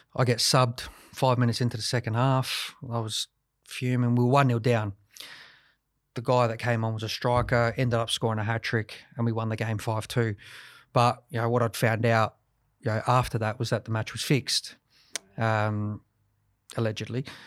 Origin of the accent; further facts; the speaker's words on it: Adelaide, South Australia, Australia; to play for six years for Adelaide United and, and be a captain here as well, um, you know, it was fantastic, you know, in front of my hometown